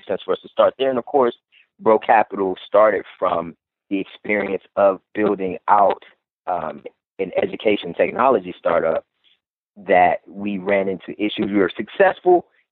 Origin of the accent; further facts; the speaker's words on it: Cleveland, Ohio, United States; my hometown of Cleveland, Ohio